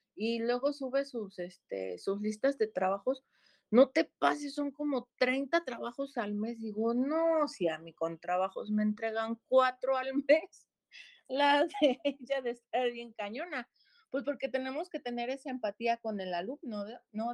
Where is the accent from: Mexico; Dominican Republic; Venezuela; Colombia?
Mexico; Cuautla, Morelos; mayoría somos de aquí de Cuautla, ¿no? Somos cuatro maestros de Cuautla